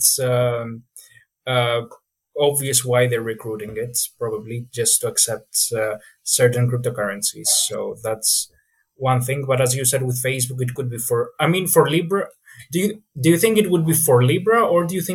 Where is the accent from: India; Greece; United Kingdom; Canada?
Greece; I'm from Greece